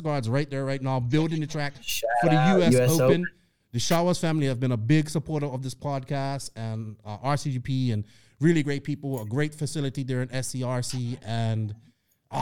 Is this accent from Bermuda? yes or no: yes; Bermuda; accent: Bermuda accent; now in United States; I'm from Bermuda